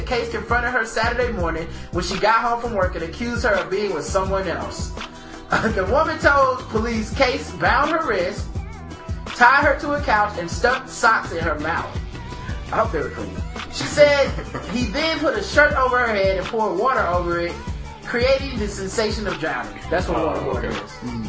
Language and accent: English; the South, United States; I know I'm from the South, so it sounds like blind, but blonde.